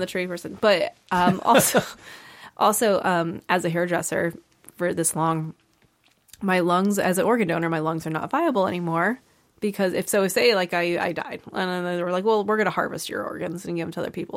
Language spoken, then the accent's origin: English; East Haven, Connecticut, United States; I grew up in East Haven